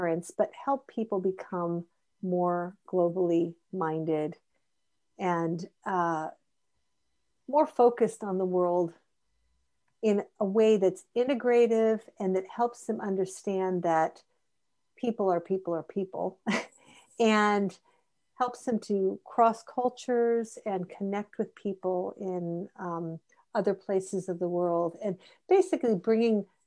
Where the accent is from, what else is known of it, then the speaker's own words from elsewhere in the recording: United States; we're both American, we share a lot of common culture in our upbringing